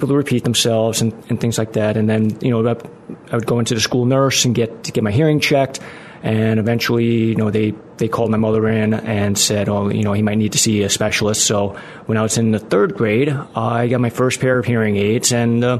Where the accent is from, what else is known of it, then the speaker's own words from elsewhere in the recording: Yonkers, New York, United States; moved away as an adult; now in Arlington Heights, United States; I grew up in New York. Again, just outside the Bronx, a little suburb of Westchester County, and lived there for almost 30 years